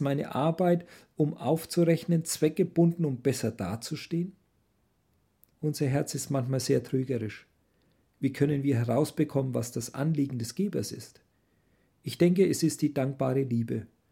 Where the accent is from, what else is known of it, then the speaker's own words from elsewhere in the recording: Germany; moved away; wir als Deutsche